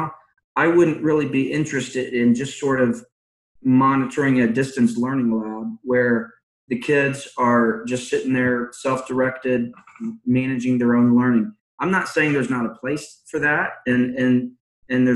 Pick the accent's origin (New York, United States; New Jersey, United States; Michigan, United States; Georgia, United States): Georgia, United States; also born or lived in Philadelphia, Pennsylvania; I was born in Philadelphia, grew up, went to high school in Georgia